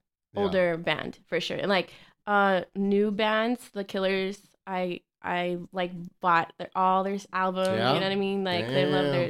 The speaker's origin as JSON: {"language": "English", "town": "El Paso", "region": "Texas", "country": "United States", "tie": "born or raised there", "said": "I grew up on the street named on Truman, like by Travis Elementary School, and then I moved to Idalia Street."}